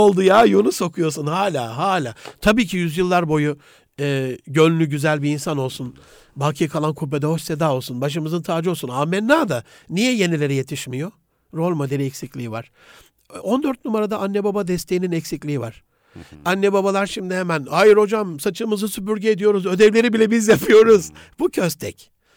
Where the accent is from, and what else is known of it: Gaziantep, Turkey